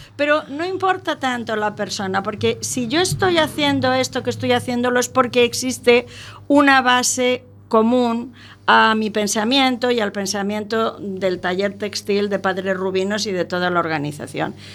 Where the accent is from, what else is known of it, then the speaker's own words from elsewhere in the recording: Albacete, Castilla-La Mancha, Spain; yo nací en Albacete